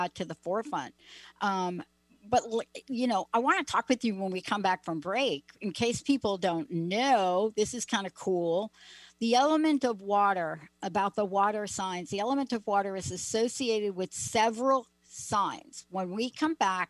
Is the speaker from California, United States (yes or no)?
no; New York City, New York, United States; moved away; I'm a girl from the Bronx. I grew up in cement